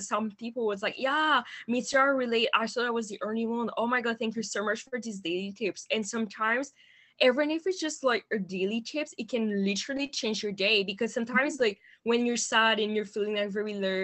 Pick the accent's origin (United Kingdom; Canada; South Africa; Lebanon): Canada; Montreal, Quebec; English is a second language; I am originally from Montreal in Canada